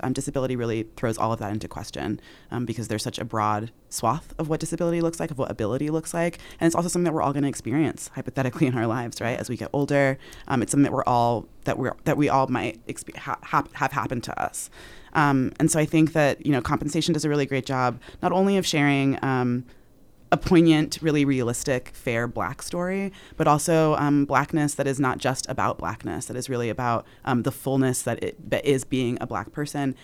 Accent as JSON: {"language": "English", "region": "Utah", "country": "United States", "tie": "born or raised there", "said": "as a black person growing up in Utah, being from Utah"}